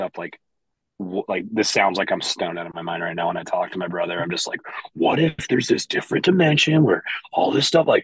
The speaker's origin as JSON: {"language": "English", "town": "Lima", "region": "Ohio", "country": "United States", "tie": "born or raised there", "lives_now": "Columbus, United States", "said": "I grew up in a small, Midwestern Ohio town. Like we're from Columbus, but I'm from a little town about northwest of here called Lima"}